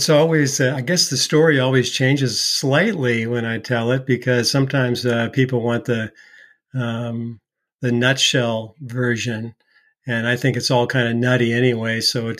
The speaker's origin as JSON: {"language": "English", "town": "Seattle", "region": "Washington", "country": "United States", "tie": "born or raised there", "also_born_or_lived": "Bay Area, California", "moved": "yes", "lives_now": "North Carolina, United States", "said": "I was raised in the Presbyterian church in the greater Seattle area."}